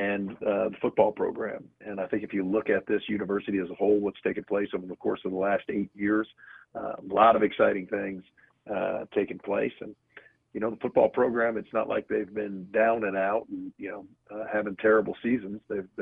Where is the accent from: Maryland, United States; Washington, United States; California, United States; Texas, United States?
Maryland, United States; Baltimore; born there; You know, I was born in Baltimore, so know the area a little bit.